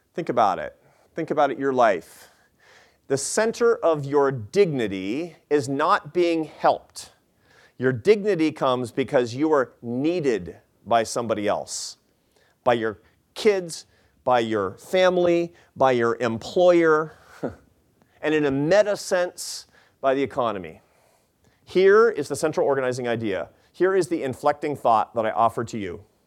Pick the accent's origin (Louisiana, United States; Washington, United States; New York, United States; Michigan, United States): Washington, United States; Seattle; Seattle, 'cause that's my hometown